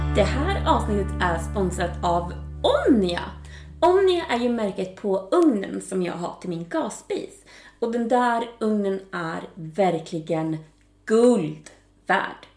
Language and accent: Swedish; Västerås, Västmanland, Sweden; moved away as an adult; Jag kommer ju faktiskt från Västerås ursprungligen.